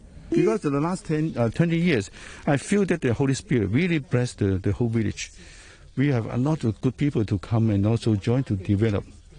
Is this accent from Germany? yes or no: no; Hong Kong; This is my hometown.